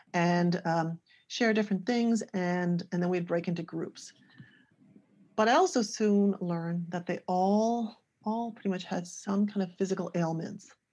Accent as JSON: {"language": "English", "area": "small city outside Toronto", "region": "Ontario", "country": "Canada", "said": "I'm originally from Canada. This was uh, in a small city outside of Toronto"}